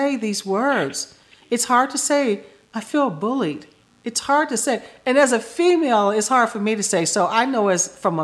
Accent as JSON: {"language": "English", "town": "Chicago", "region": "Illinois", "country": "United States", "also_born_or_lived": "Florida", "moved": "yes", "said": "when I was a kid, I came from Chicago"}